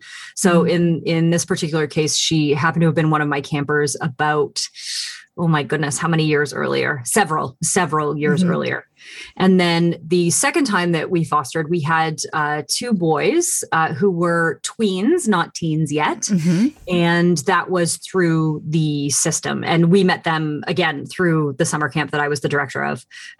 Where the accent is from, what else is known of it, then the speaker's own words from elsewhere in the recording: Canada; I'm Canadian.